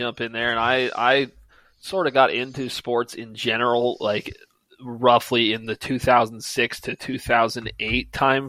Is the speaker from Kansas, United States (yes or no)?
yes; Wichita, Kansas, United States; moved away; growing up in Kansas